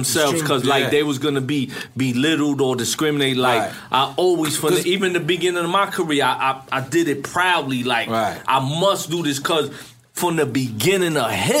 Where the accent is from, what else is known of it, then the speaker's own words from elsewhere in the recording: New York City, New York, United States; now in Miami, United States; I grew up in Brownsville.